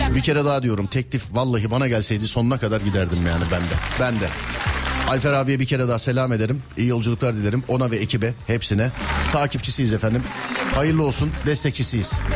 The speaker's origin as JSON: {"language": "Turkish", "region": "Istanbul", "country": "Turkey", "said": "40 yıllık İstanbulluyum ben"}